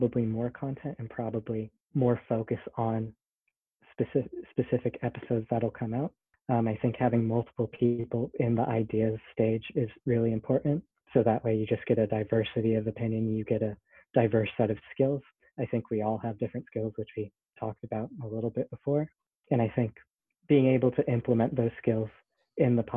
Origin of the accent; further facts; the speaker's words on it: Texas, United States; moved away as an adult; I'm from Texas, so speaking from Texas currently